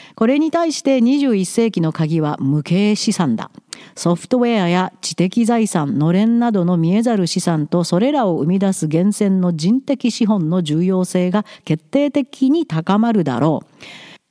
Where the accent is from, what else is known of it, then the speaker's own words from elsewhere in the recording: Japan; moved away as an adult; now in Vancouver, Canada; やっぱり私の母国ですから大好きです